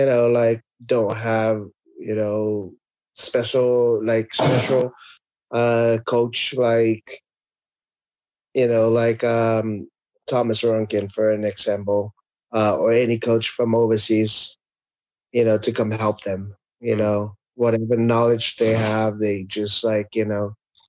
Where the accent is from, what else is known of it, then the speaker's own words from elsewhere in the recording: Samoa; moved away as an adult; also born or lived in American Samoa; Growing up in Winston, Samoa, I start playing with for the U-12, U-15, U-17, and when I was 16, I was playing for their national team